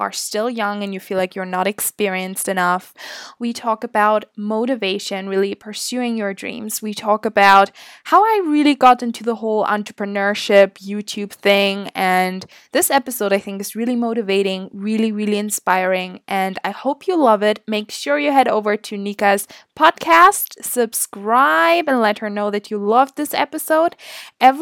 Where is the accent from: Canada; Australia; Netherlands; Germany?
Germany; moved away as an adult; now in Scotland, United Kingdom; I'm like originally from Germany